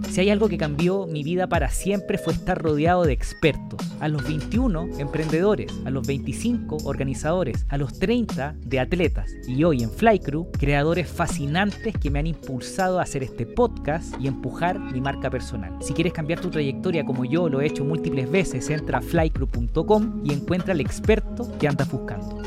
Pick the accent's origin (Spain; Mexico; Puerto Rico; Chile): Chile; La Serena, Coquimbo; yo soy de La Serena